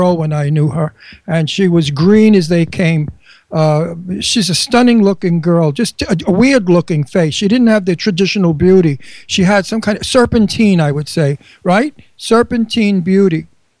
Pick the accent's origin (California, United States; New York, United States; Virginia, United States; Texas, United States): New York, United States; New York City; also born or lived in Bucks County, Pennsylvania; now in Pennsylvania, United States; when he hears my accent, he'll think he's talking to Fran Drescher's brother. Because I came from one town away from her. I came from Astoria. She came from Flushing.